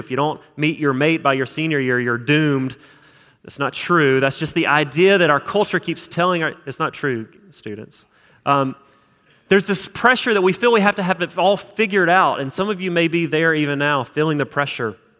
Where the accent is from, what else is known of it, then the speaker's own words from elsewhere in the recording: South Alabama, United States; moved away as an adult; also born or lived in Utah; now in Huntsville, United States; I'm from South Alabama